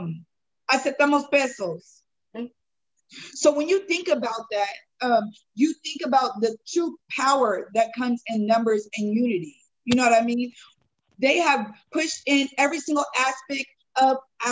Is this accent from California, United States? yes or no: yes; San Diego, California, United States; growing up in San Diego, you know, 20 years ago